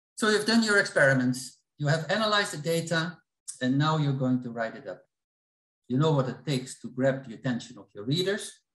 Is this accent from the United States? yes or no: no; Netherlands; I'm from the Netherlands